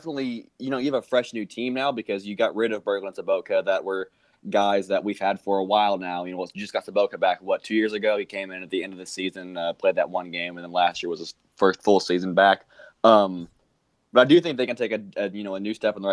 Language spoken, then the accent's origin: English; Indiana, United States; I'm from Indiana, so hockey isn't too popular here